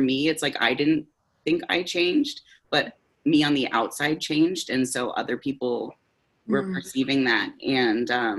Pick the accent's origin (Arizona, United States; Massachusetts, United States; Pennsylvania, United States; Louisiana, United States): Pennsylvania, United States; moved away as an adult; now in Seattle, United States; in 2019, my partner Rose and I moved to Seattle from Pennsylvania. So it was kind of this whole, we got married in 2018 and then moved here. And so we moved across the country away from our families and kind of like the communities we grew up